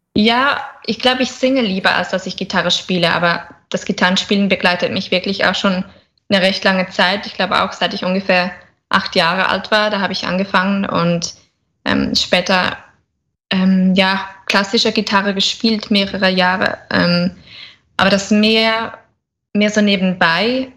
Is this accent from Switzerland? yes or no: yes; Switzerland; ich komme aus der Schweiz